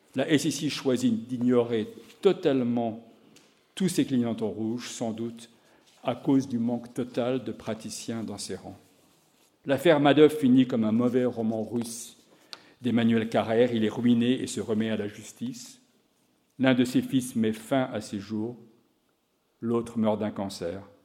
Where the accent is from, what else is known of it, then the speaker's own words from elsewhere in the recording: France; moved away as an adult; also born or lived in Chicago, United States; J'ai quitté la France en 1985 pour l'université de Chicago